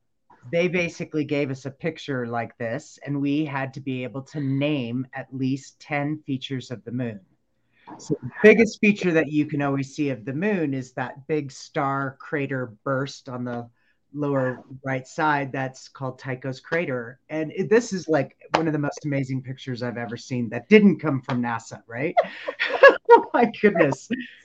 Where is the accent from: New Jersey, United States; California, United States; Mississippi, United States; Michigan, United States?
California, United States; grew up in Southern California, and my dad made sure it was a ritual.